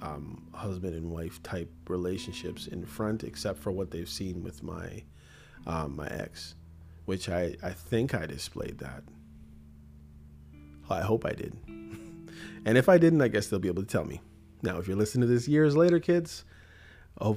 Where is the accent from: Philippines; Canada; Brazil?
Canada; also born or lived in Jamaica; Before I'm a Canadian, I'm a Christian. Before I'm a Jamaican, I'm a Christian